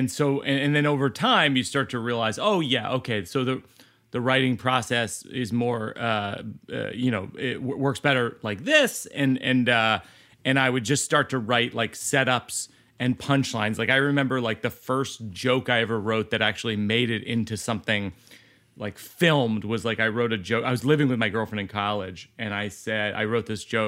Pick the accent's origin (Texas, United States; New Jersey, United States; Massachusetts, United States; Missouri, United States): Massachusetts, United States; Shrewsbury; We grew up in Shrewsbury, Mass, which is outside of Worcester, which is Worcester to all the people who are from